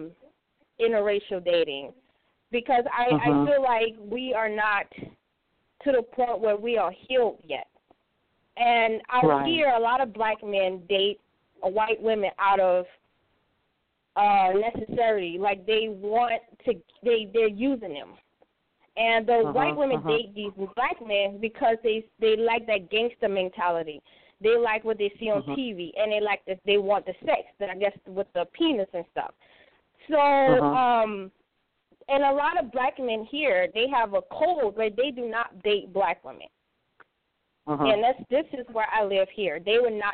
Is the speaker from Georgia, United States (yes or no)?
no; Louisiana, United States; also born or lived in North Carolina; now in Midwest, United States; I'm from Louisiana, but I live in North Carolina, and I moved to the Midwest